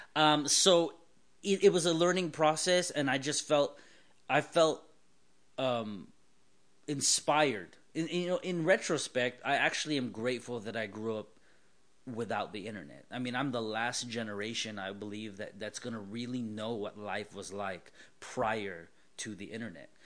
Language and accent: English; Southern California, United States; born and raised in Southern California